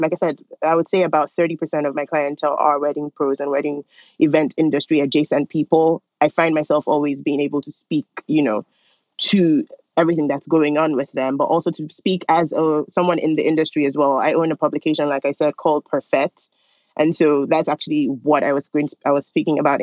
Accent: Nigeria; moved away as an adult; also born or lived in Lawrence, Kansas, United States; now in United States; I'm originally from Nigeria, and I moved here for college a long time ago, in 2003.

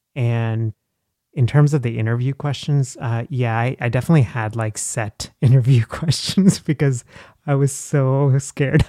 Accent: Texas, United States; English is a second language; moved away as an adult; also born or lived in Dallas / Nashville; now in Philadelphia, United States; I'm from Texas

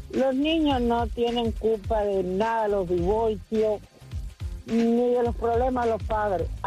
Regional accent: Cuba; Yo soy cubana

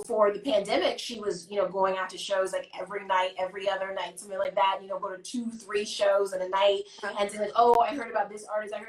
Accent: Chicago, Illinois, United States; I'm from the West Side

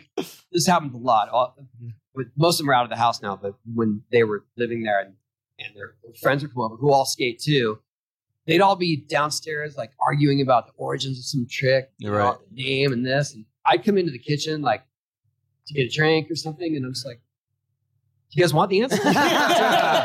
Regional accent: San Diego, California, United States; For me, when I was young, I was this kid from San Diego. I never traveled anywhere.

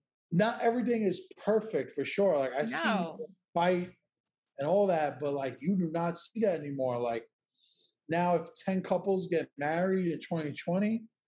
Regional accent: New York City, New York, United States; I'm from Williamsburg, Brooklyn.

